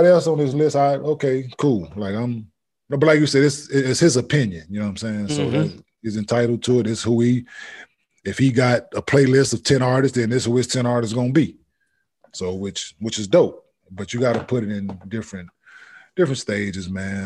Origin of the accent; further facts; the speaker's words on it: the South, United States; I'm from the South